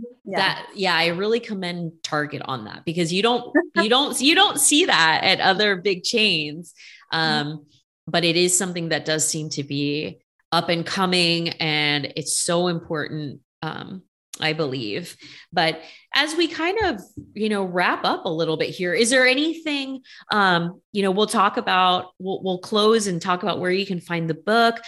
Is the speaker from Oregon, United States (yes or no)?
no; Bay Area, California, United States; I'm from the Bay Area